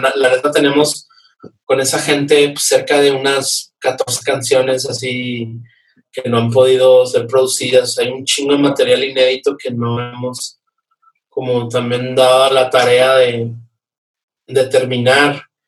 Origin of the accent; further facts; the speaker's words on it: Nuevo Laredo, Tamaulipas, Mexico; now in Mexico City, Mexico; yo soy de Nuevo Laredo